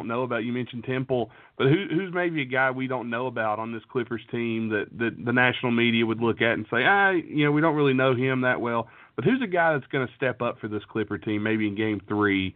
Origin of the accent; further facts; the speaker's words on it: West Virginia, United States; I'm from West Virginia. I don't know if you can tell by the accent, but I live in West Virginia